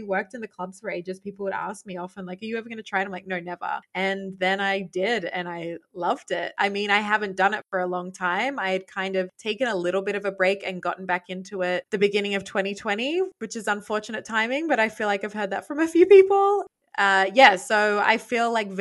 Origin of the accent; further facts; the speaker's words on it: Port Macquarie, New South Wales, Australia; accent: Australian; moved away as an adult; also born or lived in Sydney / Queensland; now in Montreal, Canada; I was born in Sydney, but then, you know, from a very young age, lived in this small town called Port Macquarie, which is about 4 hours north of Sydney on the coast